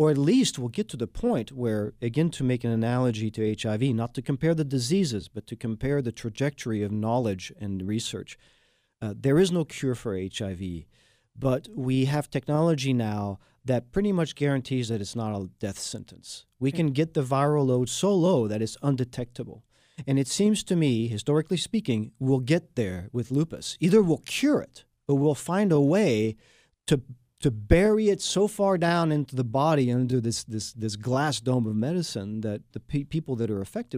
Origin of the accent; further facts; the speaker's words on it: France; now in Houston, United States; I am the Texan from France, and this has been Houston, PA, Houston's public affairs show, Houston Strong.